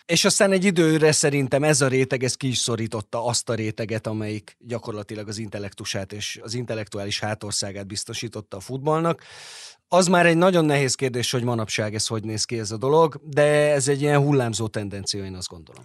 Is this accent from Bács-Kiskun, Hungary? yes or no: no; Veszprém, Veszprém County, Hungary; Veszprémi vagyok